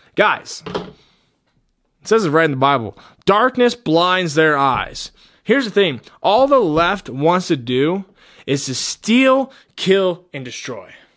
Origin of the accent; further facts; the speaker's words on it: Colorado, United States; my home state